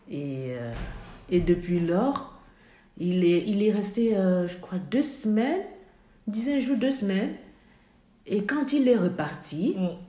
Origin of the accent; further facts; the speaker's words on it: Côte d’Ivoire; Alors, moi, je venais de la Côte d'Ivoire